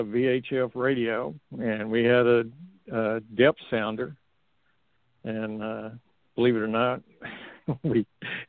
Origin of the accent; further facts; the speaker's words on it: Texas, United States; I'm from Texas